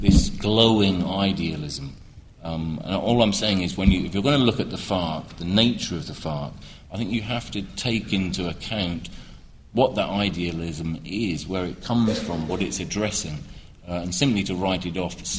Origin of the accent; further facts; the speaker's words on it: United Kingdom; As a British person, I saw it with the IRA growing up